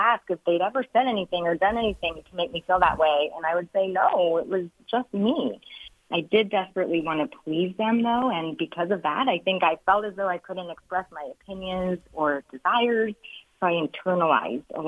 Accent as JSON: {"language": "English", "region": "Ohio", "country": "United States", "moved": "as an adult", "lives_now": "New Jersey, United States", "said": "I'm originally from Ohio, but we've lived in New Jersey for the entirety of our married life"}